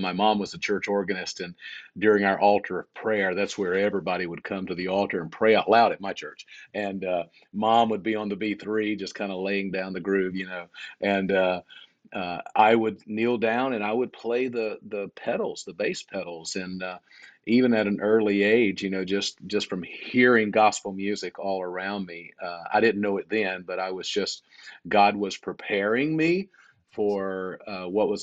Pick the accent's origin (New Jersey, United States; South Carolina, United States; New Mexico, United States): South Carolina, United States; born and raised in South Carolina, raised in the church